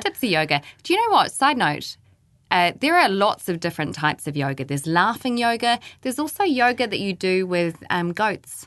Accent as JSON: {"language": "English", "town": "Christchurch", "region": "Canterbury", "country": "New Zealand", "moved": "yes", "said": "I'm from Christchurch"}